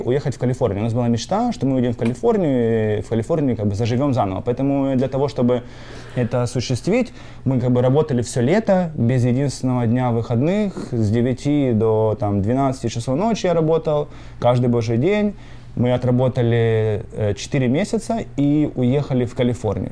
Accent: Sumy, Sumy Oblast, Ukraine; moved away as an adult; also born or lived in North Dakota / New Jersey / Pennsylvania; now in United States; Я родился в городе Сумы э, и жил там до 2008 года

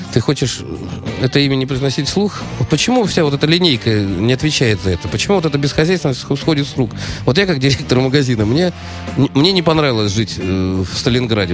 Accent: Germany; я вырос в Германии

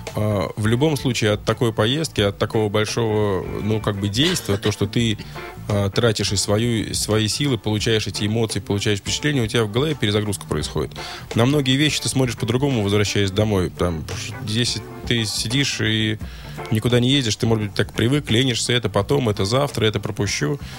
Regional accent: Russia; мы из России

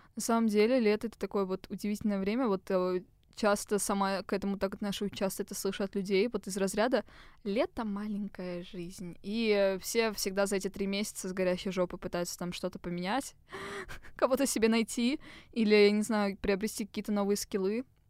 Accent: Moscow, Russia; Мы, типичные москвичи 20 плюс

